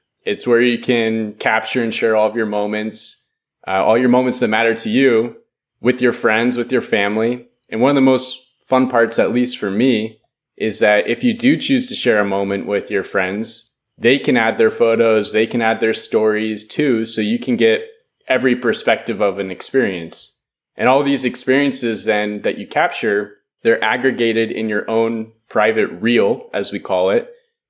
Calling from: San Francisco, California, United States; I'm over here in San Francisco.

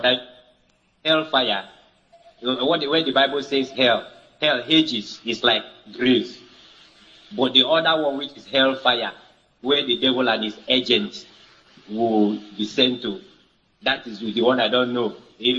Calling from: Uyo, Akwa Ibom, Nigeria; I'm calling from Uyo.

